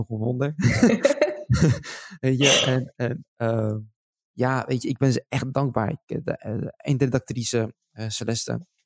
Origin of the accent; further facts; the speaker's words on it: Schiedam, South Holland, Netherlands; born there; Ik woonde toen destijds in Schiedam. en ja en tuurlijk, Schiedam is voor mij gewoon, dat is mijn geboortestad.